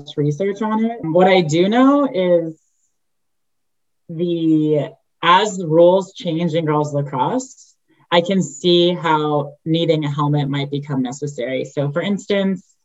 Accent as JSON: {"language": "English", "region": "New York", "country": "United States", "tie": "born or raised there", "moved": "as an adult", "lives_now": "Utah, United States", "said": "I grew up in New York, where is the lacrosse hub"}